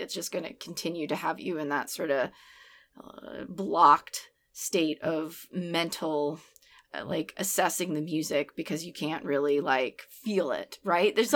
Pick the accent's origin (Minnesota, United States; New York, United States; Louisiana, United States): Louisiana, United States; New Orleans; also born or lived in Portland area; now in Portland, United States; I grew up in New Orleans, which I think is a city that is very steeped in dance.